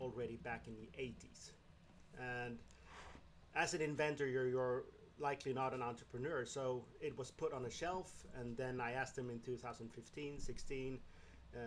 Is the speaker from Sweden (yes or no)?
yes; southern Sweden, Sweden; I grew up in the southern part of Sweden